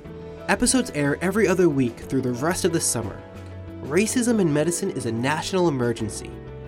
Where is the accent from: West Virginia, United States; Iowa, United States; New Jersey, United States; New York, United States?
New York, United States; Long Island; we're taking things local, to my hometown of Long Island.